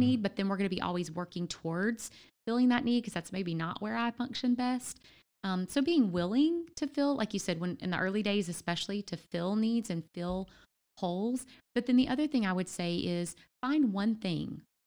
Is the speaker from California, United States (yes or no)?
no; Louisiana, United States; also born or lived in Memphis; now in Ohio, United States; I'm originally from Louisiana